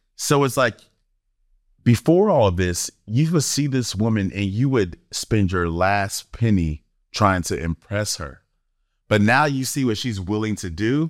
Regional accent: Florida, United States; moved away; I'm from Florida, East Coast, nineties

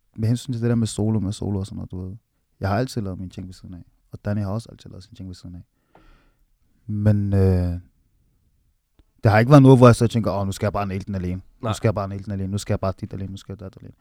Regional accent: Nivå, Capital Region of Denmark, Denmark; deroppe på, hvor jeg er fra

